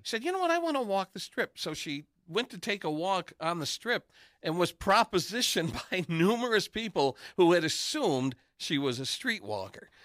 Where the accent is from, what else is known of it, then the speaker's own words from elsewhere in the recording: Detroit, Michigan, United States; also born or lived in Los Angeles; I said, "Detroit."